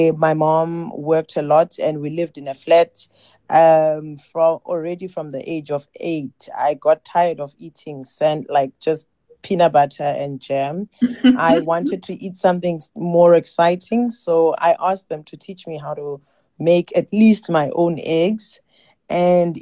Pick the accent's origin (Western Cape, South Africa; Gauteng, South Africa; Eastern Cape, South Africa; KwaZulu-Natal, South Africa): Eastern Cape, South Africa; East London; moved away as an adult; also born or lived in Ekala, Eastern Cape; now in Cape Town, South Africa; I was born in Ekala, which is a rural village. And because of studies, my mom moved us to a small town called East London, where I completed my primary and high school.